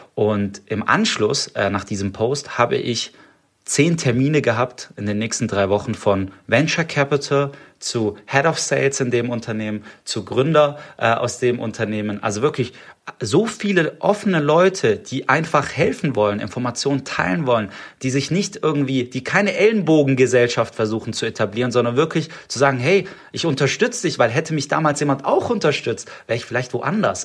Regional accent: Stuttgart, Baden-Württemberg, Germany; accent: Swabian; ich bin Schwabe, ich komme aus Stuttgart. Äh, ich, ich schwäbe nicht so oft, aber das es kann passieren. Und äh, ich bin ja natürlich, ich bin hier auch geboren in Stuttgart

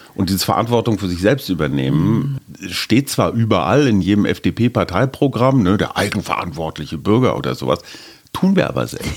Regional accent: Berlin, Germany; wir sind beide aus Berlin

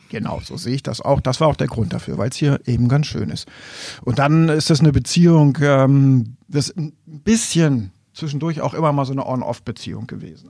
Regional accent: Wolfenbüttel, Lower Saxony, Germany; also born or lived in East Frisia; ich bin dann eben auch vor Wolfenbüttel aufgewachsen

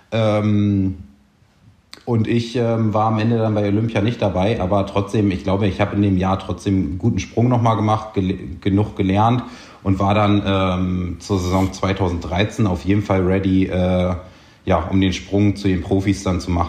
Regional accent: Buchholz, Lower Saxony, Germany; Ähm, ist quasi so der Bereich, also äh, in Norddeutschland da oben, südlich von Hamburg aufgewachsen.

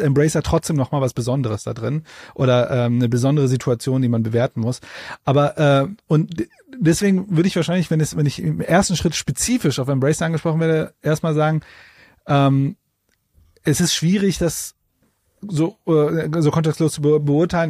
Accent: Ruhr area, North Rhine-Westphalia, Germany; Das ist erstmal Ruhrpott-Stolz. Ich komme ja auch aus dem Pott

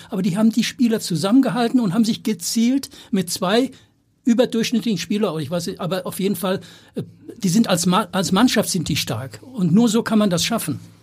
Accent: Marburg, Hesse, Germany; moved away; also born or lived in Hamburg; in meiner alten Heimat in Marburg an der Lahn in Mittelhessen

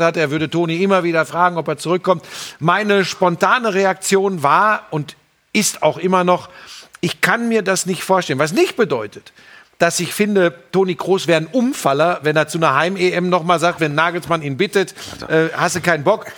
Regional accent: Hagen, North Rhine-Westphalia, Germany; Ich komme aus Hagen

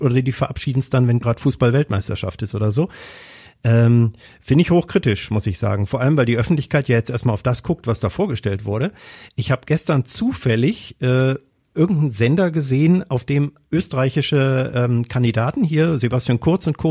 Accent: Kassel, Hesse, Germany; now in Essen, Germany; in meiner Heimatstadt, in Kassel ursprünglich bin ich da geboren

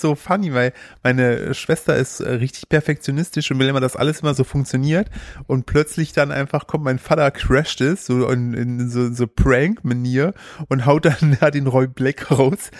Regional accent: Sauerland, North Rhine-Westphalia, Germany; als Sauerländer

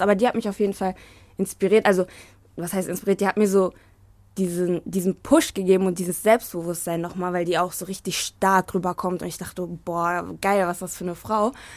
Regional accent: Hagen, North Rhine-Westphalia, Germany; Hagen ist natürlich, also ist natürlich meine Heimatstadt

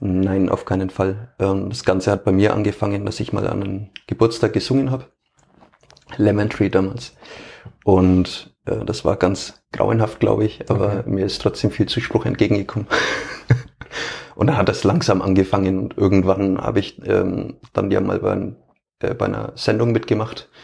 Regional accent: Franconia, Bavaria, Germany; accent: Fränkisch; ich versuche ja auch möglichst ähm, meinen Dialekt nicht zu unterbinden

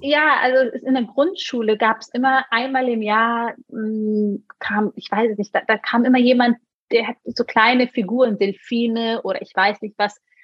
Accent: Germany; also born or lived in Munich; wir in einem Dorf groß geworden sind

